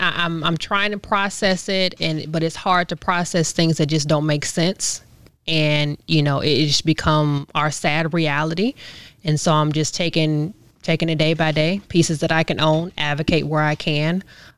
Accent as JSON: {"language": "English", "region": "Tennessee", "country": "United States", "said": "being a Tennessean and being an American."}